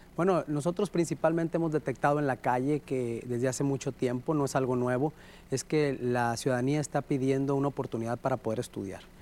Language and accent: Spanish; Sinaloa, Mexico; lo que somos los sinaloenses